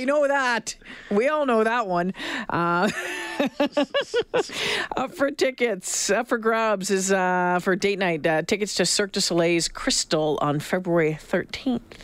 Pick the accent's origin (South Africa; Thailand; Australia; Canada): Canada; Northern Ontario; moved away; also born or lived in Sault Ste. Marie / Thunder Bay / Regina; a tough girl growing up in Northern Ontario